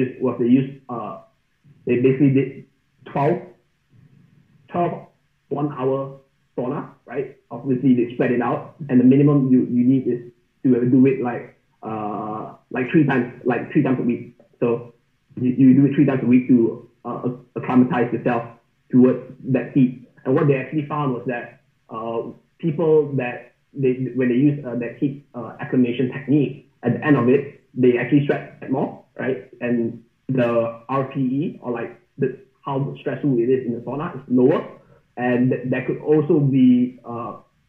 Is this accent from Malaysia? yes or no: yes; Malaysia; I'm from Malaysia, so it's, like, 30 to 33 degrees year-round. We don't have seasons there.